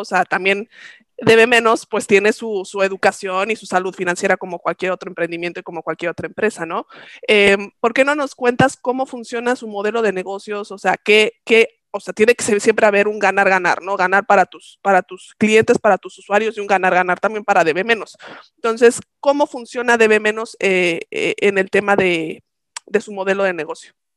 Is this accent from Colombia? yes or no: no; Mexico; como buenos mexicanos